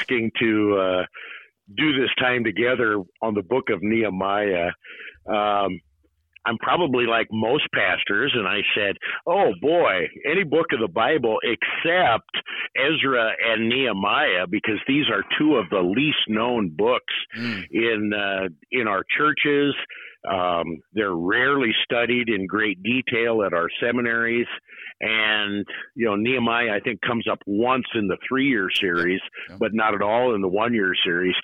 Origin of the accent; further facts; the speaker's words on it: Nebraska, United States; I'm born and raised in Nebraska, been here at Good Shepherd just over 24 years